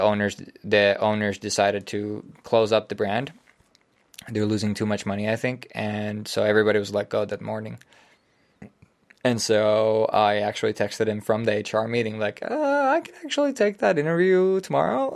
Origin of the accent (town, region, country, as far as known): Finland